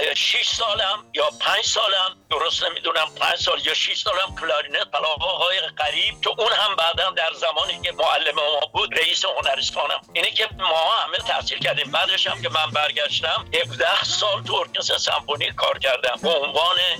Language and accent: Persian; Iran; born or raised there; also born or lived in England